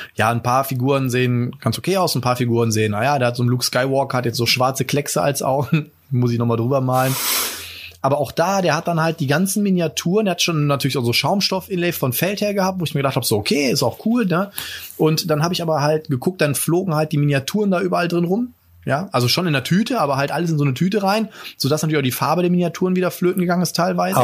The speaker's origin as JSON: {"language": "German", "country": "Germany", "said": "bei uns in Deutschland"}